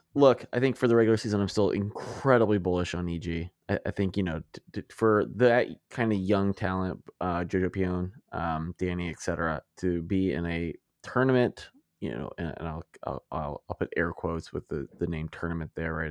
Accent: United States; I'm an American

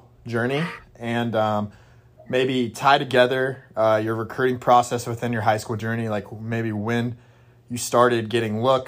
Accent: Indiana, United States; I grew up in Indiana

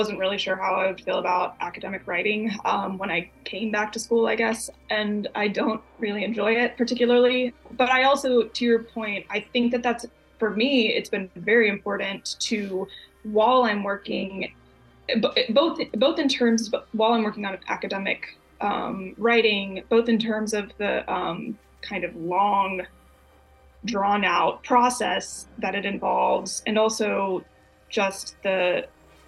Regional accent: Texas, United States; now in Chicago, United States; I'm from Texas

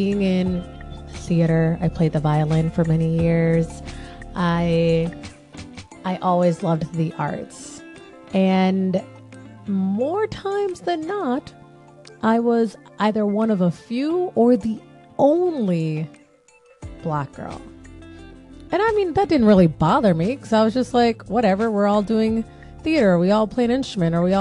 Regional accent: Jamaica; it's more so Caribbean because I'm Jamaican

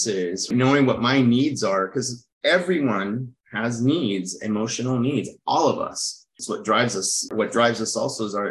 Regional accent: United States; also born or lived in France; I grew up in America, but also lived in a very Latin environment. And I also lived in France

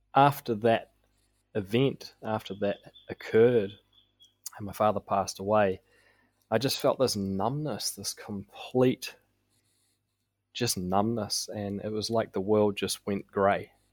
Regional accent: Auckland, New Zealand; I was raised in South Auckland, uh, by my mother, single mum

